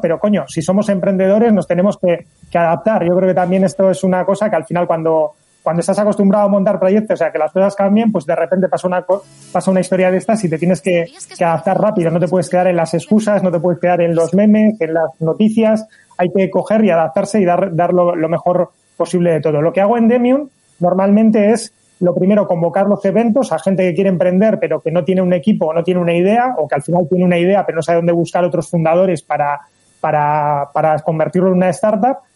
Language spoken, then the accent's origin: Spanish; Basque Country, Spain; aquí en Euskadi, en el País Vasco